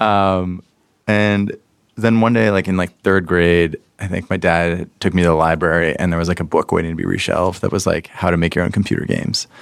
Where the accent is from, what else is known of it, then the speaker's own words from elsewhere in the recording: Pittsburgh, Pennsylvania, United States; I grew up in Pittsburgh, Pennsylvania, a long time ago